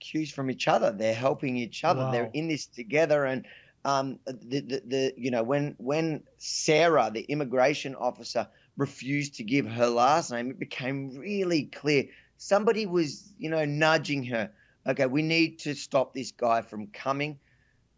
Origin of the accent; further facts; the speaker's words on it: Australia; I'm an Australian citizen